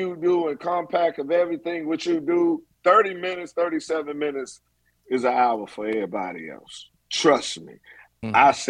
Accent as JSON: {"language": "English", "town": "Washington", "region": "District of Columbia", "country": "United States", "also_born_or_lived": "Atlanta, Georgia", "moved": "as an adult", "said": "I'm from Southeast DC"}